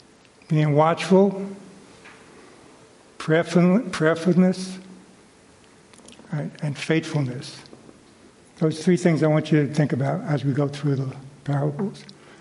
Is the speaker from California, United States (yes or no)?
no; New York City, New York, United States; I was raised in Brooklyn